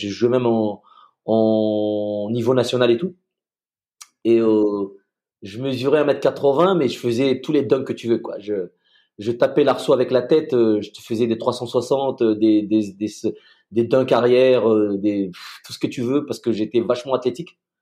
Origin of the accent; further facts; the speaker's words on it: Madagascar; moved away as an adult; also born or lived in France / United States; je suis euh, franco-malgache, j'ai grandi à Madagascar